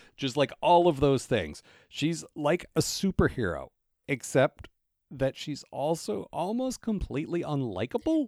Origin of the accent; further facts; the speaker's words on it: United States; growing up in America